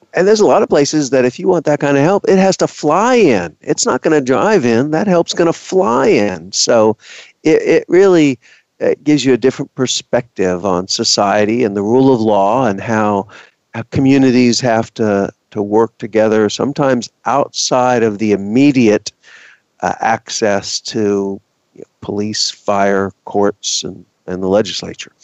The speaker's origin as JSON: {"language": "English", "region": "Texas", "country": "United States", "said": "I am from Texas"}